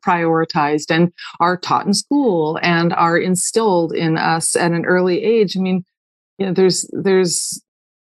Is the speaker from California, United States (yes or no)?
yes; Malibu, California, United States; I grew up way out on Point Doom in Malibu